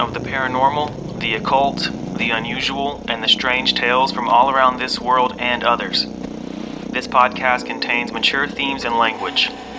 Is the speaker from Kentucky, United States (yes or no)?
yes; Eastern Kentucky, United States; I'm originally from Eastern Kentucky